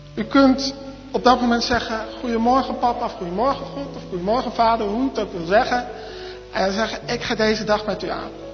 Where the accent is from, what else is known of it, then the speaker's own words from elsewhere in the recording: Arnhem, Gelderland, Netherlands; also born or lived in Gouda; now in Zwijndrecht, Netherlands; ik ben geboren in Gouda, opgegroeid in Arnhem. En ik woon nu in Zwijndrecht